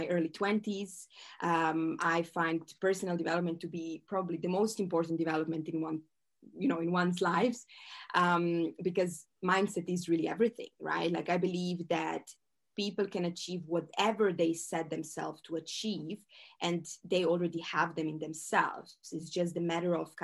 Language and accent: English; Croatia; moved away as an adult; also born or lived in Switzerland; I am from Croatia. This is a small country